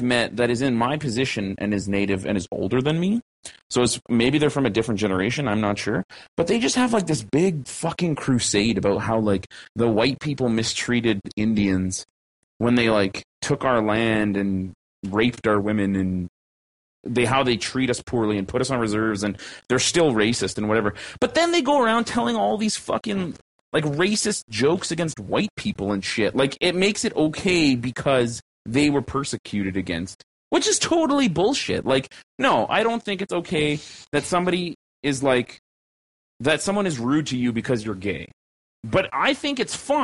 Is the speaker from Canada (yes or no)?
yes; Canada; Caucasian slash mixed bred Canadian regular ass fucking person